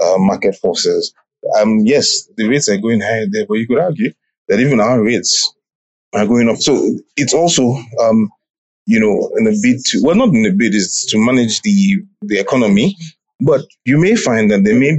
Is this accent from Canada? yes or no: no; Nigeria; now in Uganda; I'm from Nigeria